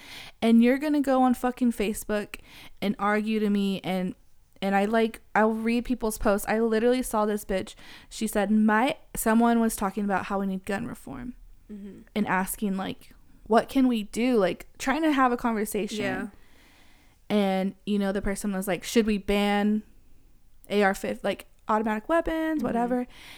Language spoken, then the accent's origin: English; Texas, United States; And, you know, we're from Texas. There's guns literally everywhere.